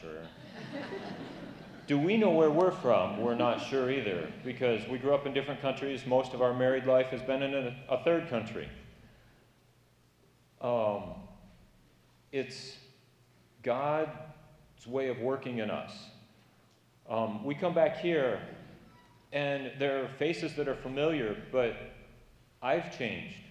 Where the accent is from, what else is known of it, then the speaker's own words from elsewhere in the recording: Kent City, Michigan, United States; moved away as an adult; now in Cameroon; I grew up here in Kent City.